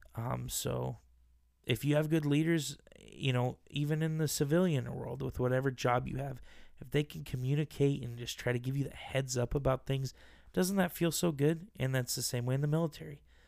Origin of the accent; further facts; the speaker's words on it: Boise, Idaho, United States; I'm from Boise, Idaho